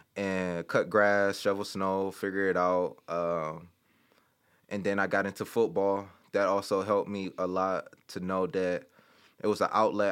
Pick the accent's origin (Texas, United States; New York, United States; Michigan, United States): Michigan, United States; Detroit; moved away as an adult; also born or lived in Chicago; I'm from Detroit